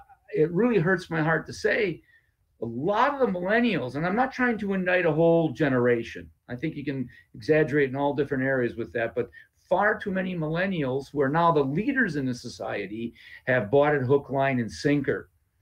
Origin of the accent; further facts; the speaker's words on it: Appleton, Wisconsin, United States; in my whole neighborhood where I was raised in Appleton